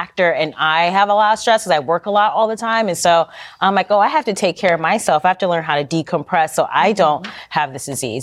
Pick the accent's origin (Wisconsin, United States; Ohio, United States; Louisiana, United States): Ohio, United States; Cleveland; I'm from Cleveland.